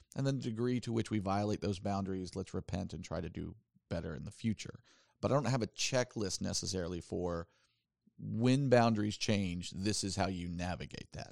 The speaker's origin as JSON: {"language": "English", "region": "the South", "country": "United States", "tie": "born or raised there", "said": "I grew up in the South"}